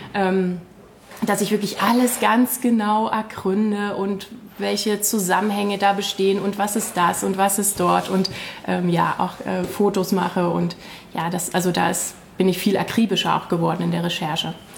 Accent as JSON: {"language": "German", "town": "Königsbrück", "region": "Saxony", "country": "Germany", "tie": "born or raised there", "lives_now": "Leipzig, Germany", "said": "Ursprünglich komme ich ähm, aus einem kleinen Ort ähm, in der sogenannten Westlausitz in, aus Königsbrück. Ähm, also ich bin sozusagen auch in der Provinz aufgewachsen"}